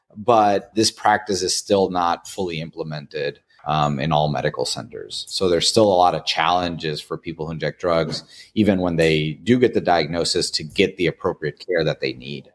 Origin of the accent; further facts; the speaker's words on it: Tijuana, Baja California, Mexico; moved away as an adult; now in United States; I'm actually from Tijuana, Mexico